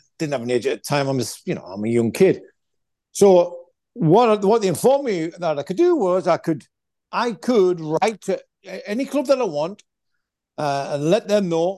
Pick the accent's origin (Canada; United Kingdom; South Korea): United Kingdom; Stanley, North East England; moved away; also born or lived in Consett; I was born in Consett. I was raised in a small pit village called Stanley.